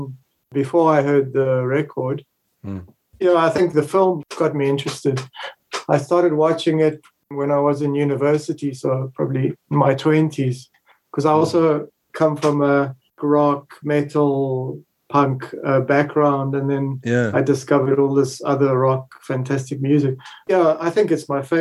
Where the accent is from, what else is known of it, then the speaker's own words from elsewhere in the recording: South Africa; accent: South African; also born or lived in Italy; now in Spain; I'm originally Italian, but I grew up in South Africa, and now I live in Spain